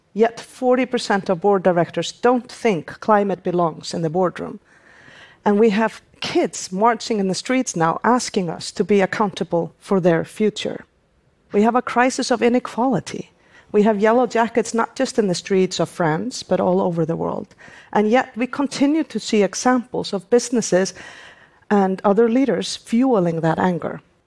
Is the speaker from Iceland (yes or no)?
yes; Iceland; my home country, Iceland